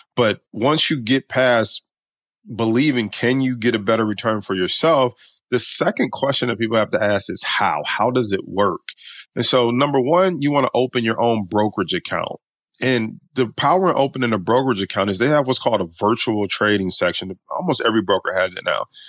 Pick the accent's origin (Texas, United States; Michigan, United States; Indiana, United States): Michigan, United States; Detroit; we grew up pretty poor in Detroit, Michigan